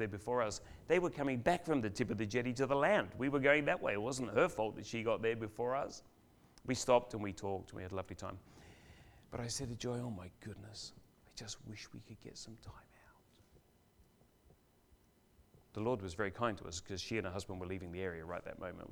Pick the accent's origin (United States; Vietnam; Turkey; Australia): Australia; Adelaide, South Australia; now in Melbourne, Australia; We're from Adelaide